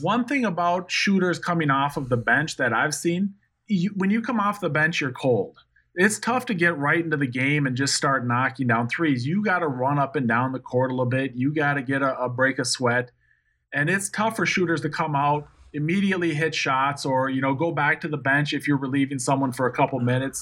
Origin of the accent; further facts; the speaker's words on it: Minnesota, United States; moved away; I'm from Minnesota